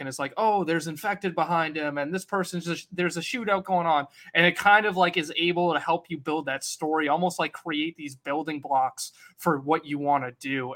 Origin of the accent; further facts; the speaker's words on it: Worcester, Massachusetts, United States; I am from the Northeast, so I'm from Worcester, Mass